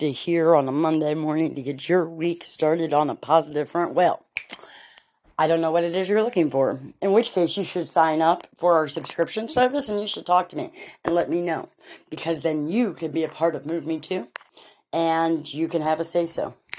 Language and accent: English; St. Louis, Missouri, United States; St. Louis is my home.